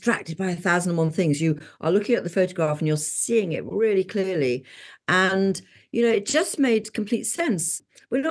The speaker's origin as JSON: {"language": "English", "region": "England", "country": "United Kingdom", "said": "Being English"}